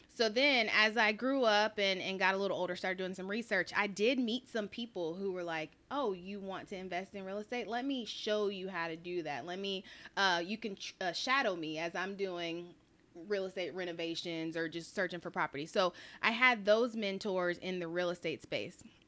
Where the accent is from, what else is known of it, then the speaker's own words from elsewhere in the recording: Charlotte, North Carolina, United States; moved away; I'm from Charlotte, North Carolina